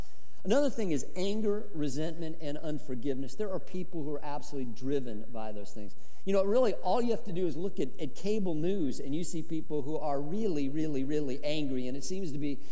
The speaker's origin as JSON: {"language": "English", "region": "Colorado", "country": "United States", "tie": "born or raised there", "said": "I grew up in Colorado"}